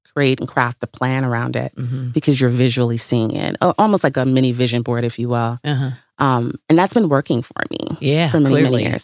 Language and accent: English; Bahamas; moved away as an adult; also born or lived in Tuskegee, Alabama / Detroit / Chicago; Originally the Bahamas.